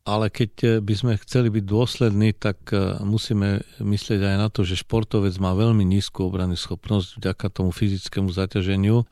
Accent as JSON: {"language": "Slovak", "country": "Slovakia", "said": "akí sme my Slováci"}